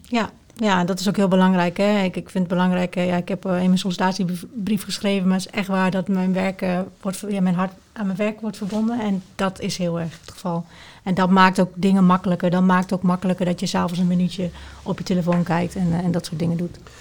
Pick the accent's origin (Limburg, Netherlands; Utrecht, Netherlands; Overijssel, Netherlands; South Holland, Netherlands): Overijssel, Netherlands; Twente; de sociale controle eigenlijk van, van de mensen binnen, binnen Twente